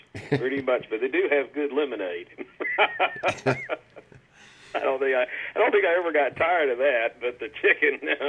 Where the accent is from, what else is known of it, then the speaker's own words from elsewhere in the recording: Raleigh, North Carolina, United States; moved away; In Raleigh, North Carolina.